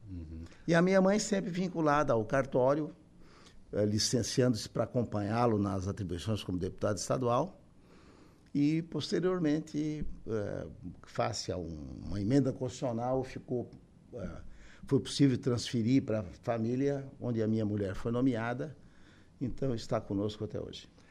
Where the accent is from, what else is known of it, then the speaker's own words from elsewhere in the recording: Araranguá, Santa Catarina, Brazil; eu nasci, sou natural de Araranguá, estou com 73 anos, nasci em 1950